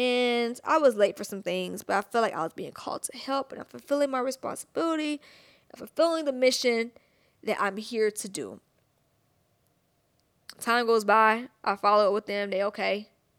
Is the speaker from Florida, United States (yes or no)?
no; Atlanta, Georgia, United States; I'm from Atlanta, thick.